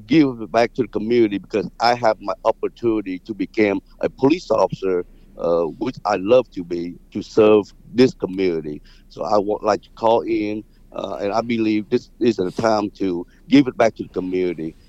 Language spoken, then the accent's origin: English; Vietnam; now in Houston, United States; originally I came from Vietnam. It's a third world country